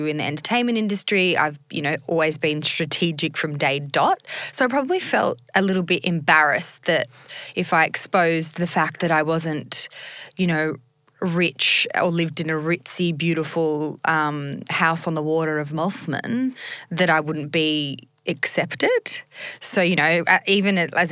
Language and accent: English; Sydney, New South Wales, Australia; also born or lived in Bondi / Northern Beaches; now in Sydney, Australia; I grew up in a suburb called Greystanes